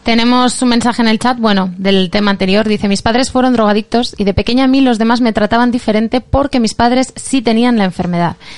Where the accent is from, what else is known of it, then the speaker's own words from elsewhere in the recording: Catalonia, Spain; Soy, catalana